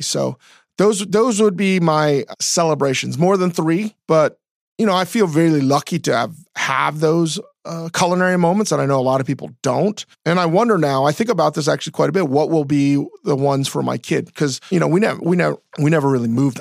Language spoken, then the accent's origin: English; DC area, Northern Virginia, United States; growing up in Northern Virginia, D C area